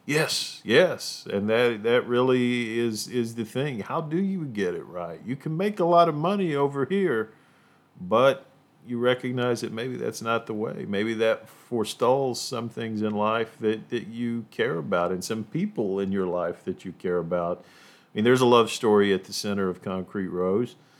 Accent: Appalachia, United States; as an Appalachian

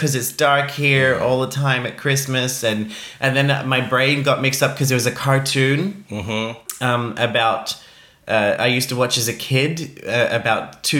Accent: Australia; I'm Australian.

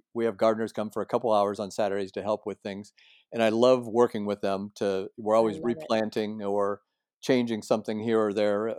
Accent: Midwest, United States; also born or lived in Los Angeles; now in San Diego, United States; Well, we're in San Diego. My wife and I have lived here for 20 years. We're moving down from Los Angeles. I'm from the Midwest.

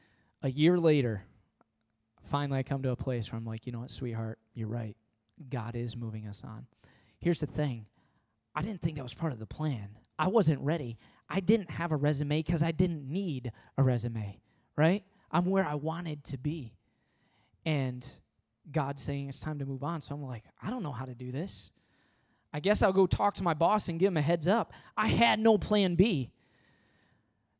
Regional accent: Midwest, United States; moved away as an adult; also born or lived in Michigan; now in Long Island, United States; I was born in the Midwest. I went to college in the Midwest, and then I come to Long Island.

